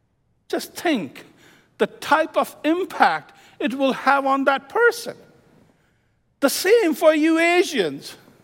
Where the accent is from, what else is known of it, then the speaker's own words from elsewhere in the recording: Midwest, United States; By the way, I'm from Midwest. I lived in the Midwest for 22 years. Flat land, straight streets.